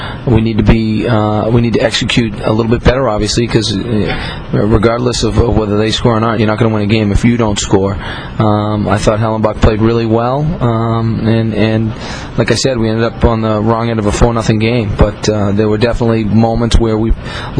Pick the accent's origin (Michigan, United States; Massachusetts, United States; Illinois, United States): Massachusetts, United States; Dorchester; Kevin Hayes is someone who obviously I know pretty well, growing up in Dorchester